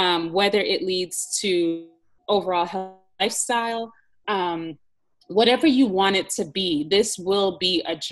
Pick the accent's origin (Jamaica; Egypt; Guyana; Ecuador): Jamaica; I'm from Jamaica